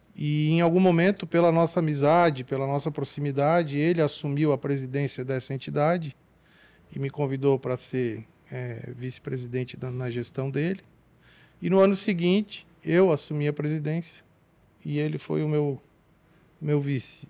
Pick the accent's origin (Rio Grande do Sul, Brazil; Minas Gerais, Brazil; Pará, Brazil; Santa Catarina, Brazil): Santa Catarina, Brazil; Tubarão; nós somos naturais da mesma cidade, de Tubarão, Santa Catarina, sul de Santa Catarina